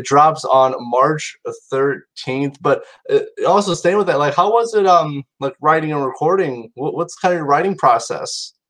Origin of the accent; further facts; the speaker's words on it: Mishawaka, Indiana, United States; you guys are going to be in my hometown, Mishawaka, Indiana